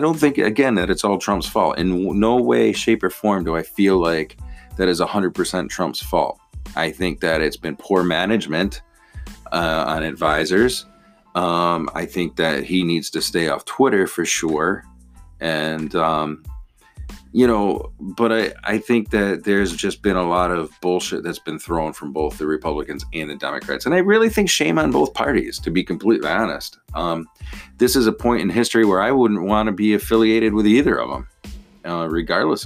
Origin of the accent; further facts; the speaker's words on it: United States; being an American and being a voting American